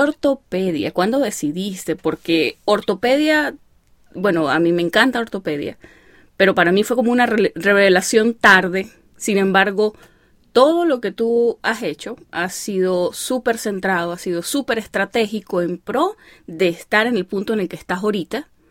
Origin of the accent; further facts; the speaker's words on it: Venezuelan Andes, Venezuela; accent: gocho; la mitad de mi familia son gochos, así que yo sueno más gocha, pero la otra mitad son maracuchos